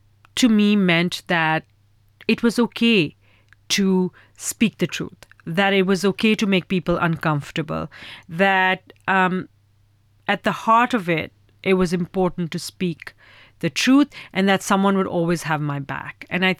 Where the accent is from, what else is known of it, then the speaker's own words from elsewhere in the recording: Pakistan; my whole ethos is to create the next generation of firecrackers in my home country. And so in the last year and a half, we funded 15 films, 30 filmmakers in Pakistan